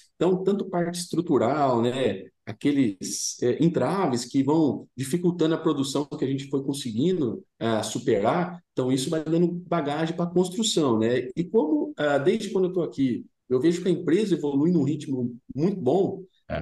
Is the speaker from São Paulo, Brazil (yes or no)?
yes; Dourado, São Paulo, Brazil; eu sou do interior do estado de São Paulo, né? Uma cidade pequena chamada Dourado, vizinho de Brotas